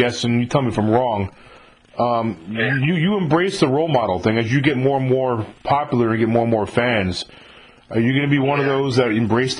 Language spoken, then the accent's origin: English; 30 minutes north of New York City, United States; I'm actually from New York too. I'm not from New York City. I'm from like 30 minutes north of New York City. I grew up there.